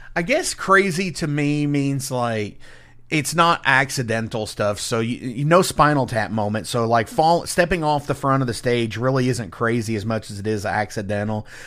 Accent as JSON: {"language": "English", "region": "Indiana", "country": "United States", "said": "I'm from Indiana"}